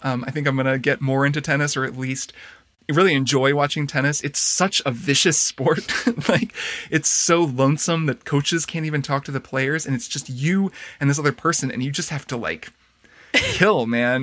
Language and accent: English; Indiana, United States; moved away; my hometown as well in Indiana, where we both grew up